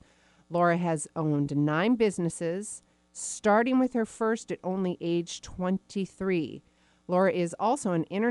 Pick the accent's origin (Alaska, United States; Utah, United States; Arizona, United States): Arizona, United States; born there; Well, you know, I was born in Arizona.